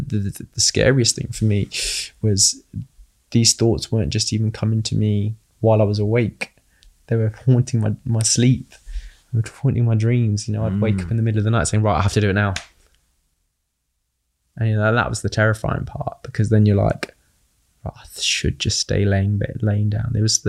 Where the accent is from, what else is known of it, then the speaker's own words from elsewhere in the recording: United Kingdom; accent: British; Now you just get my British accent.